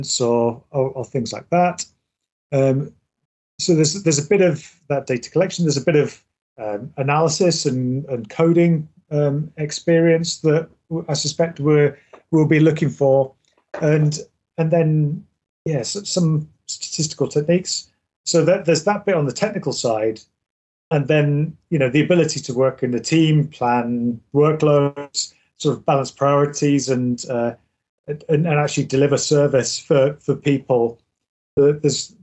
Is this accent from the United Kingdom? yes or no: yes; England, United Kingdom; now in Scotland, United Kingdom; I'm originally from England